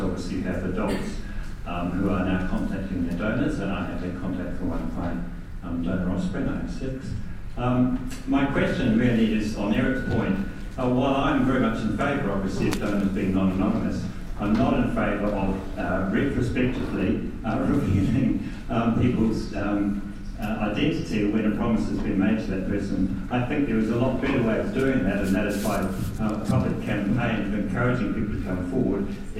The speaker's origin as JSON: {"language": "English", "country": "New Zealand", "said": "I'm a donor from New Zealand. I happen to be in the UK"}